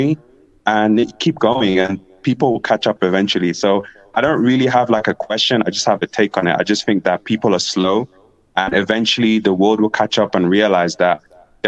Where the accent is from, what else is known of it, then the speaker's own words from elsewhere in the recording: England, United Kingdom; also born or lived in Africa; now in Ecuador; I grew up in England